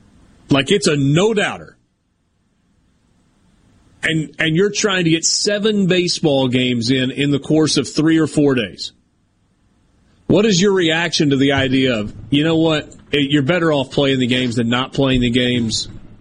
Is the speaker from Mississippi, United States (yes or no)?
yes; Starkville, Mississippi, United States; now in Baton Rouge, United States; living in Baton Rouge growing up in Starkville, I learned not to hate Ole Miss so much.